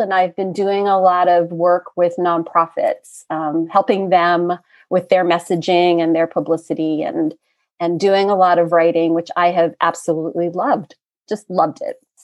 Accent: Pennsylvania, United States; moved away as an adult; now in Washington, D.C. area, United States; I grew up in Pennsylvania. I've lived here in the DC area for, gosh, over 25 years

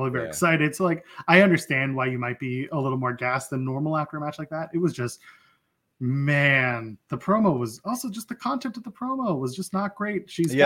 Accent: Canada; I'm Canadian

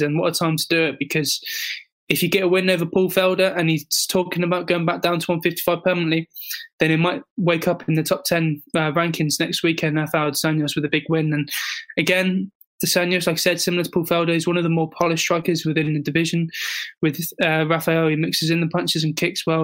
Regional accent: England, United Kingdom; as a proud Englishman

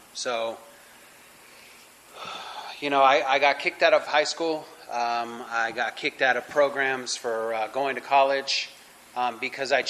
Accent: Los Angeles, California, United States; I'm born and raised in California in the San Fernando Valley, LA area

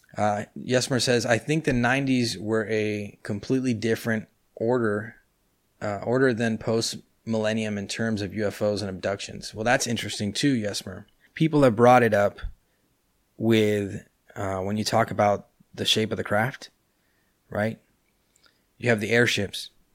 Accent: California, United States; now in Buenos Aires, Argentina; I was born and raised in California. That's why, uh, I live in Buenos Aires, but my English is so, uh, is pretty good

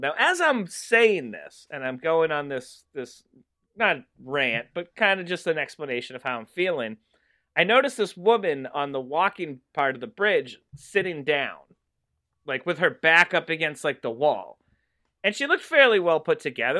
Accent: Massachusetts, United States; I am from Ma-, Massachusetts.

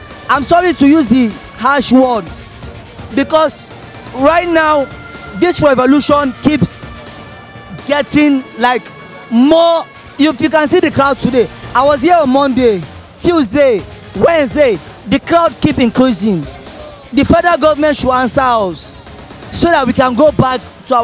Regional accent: Borno, Nigeria; now in Lagos, Nigeria; I am from Borno State. I have seen a lot from the Boko Haram attacks since 2009. I moved to Lagos so that I can be saved.

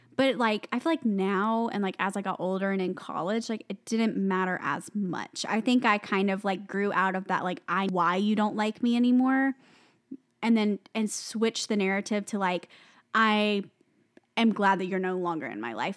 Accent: the South, United States; I'm from the South

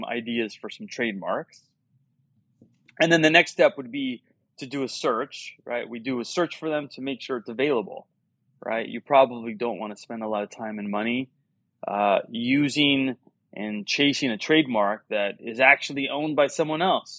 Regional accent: Miami, Florida, United States; I was born and raised in Miami

